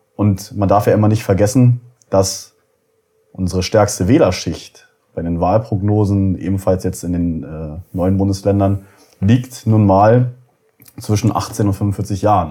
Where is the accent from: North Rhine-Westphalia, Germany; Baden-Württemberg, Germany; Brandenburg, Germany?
Brandenburg, Germany; Uckermark; Ich bin in der Uckermark geboren, ähm, 1991 und äh, lebe ja da bis heute.